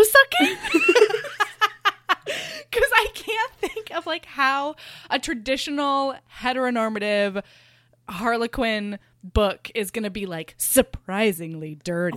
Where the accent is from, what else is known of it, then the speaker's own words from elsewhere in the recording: Oregon, United States; also born or lived in Hawaii; I was born in Hawaii and grew up in Oregon.